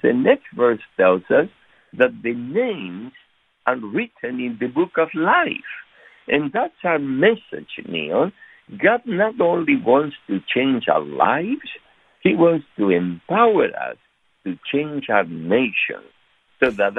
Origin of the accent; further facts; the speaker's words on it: Argentina; moved away; we are from Argentina originally